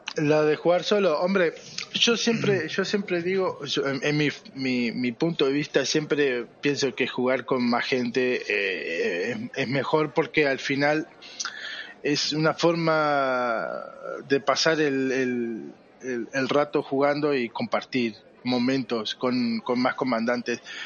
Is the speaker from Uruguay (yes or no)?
yes; Uruguay; No, no soy argentino, soy uruguayo